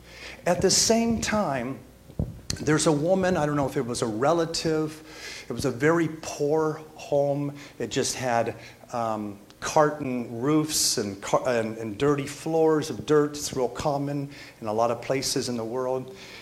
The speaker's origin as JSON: {"language": "English", "region": "California", "country": "United States", "tie": "born or raised there", "also_born_or_lived": "Florida", "said": "I'm from California and Florida as well, kind of growing up, an ex-surfer."}